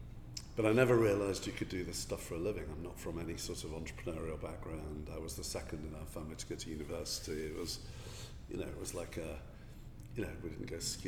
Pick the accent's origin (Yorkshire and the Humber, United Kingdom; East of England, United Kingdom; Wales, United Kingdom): Yorkshire and the Humber, United Kingdom; south of Leeds; I'm a Yorkshire boy. Mining roots. Got into green issues through growing up in this damaged suburban coal mining area south of Leeds